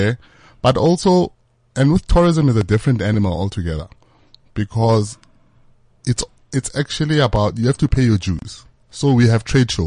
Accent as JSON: {"language": "English", "town": "Bekkersdal", "region": "Gauteng", "country": "South Africa", "said": "Our business is based in Bekkersdal. I'm from Bekkersdal."}